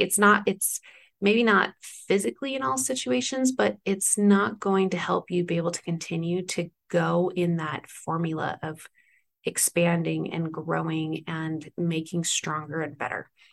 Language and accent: English; East Coast, United States; moved away; I grew up on the East Coast when I was younger, for the most part